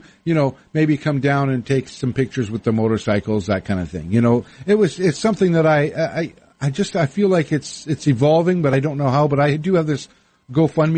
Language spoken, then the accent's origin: English; Winnipeg, Manitoba, Canada; moved away as an adult; also born or lived in Victoria / Vancouver; now in United States; Growing up in Winnipeg